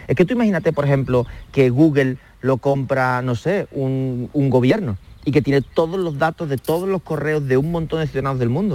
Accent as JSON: {"language": "Spanish", "town": "Calañas", "region": "Andalusia", "country": "Spain", "tie": "born or raised there", "moved": "yes", "said": "mi infancia en Calañas, en, Huelva, en un pueblecito de 3.000 habitantes"}